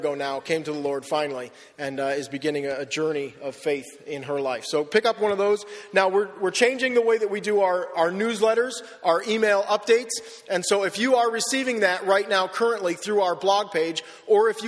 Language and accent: English; Wellsville, United States; moved away as an adult; also born or lived in Perth, Western Australia; now in Australia; I grew up in Wellsville